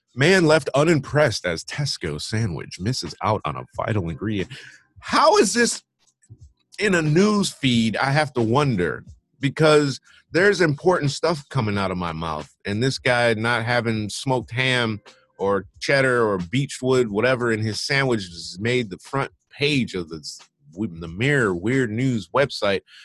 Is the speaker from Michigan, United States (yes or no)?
yes; Michigan, United States; moved away; I'm from Michigan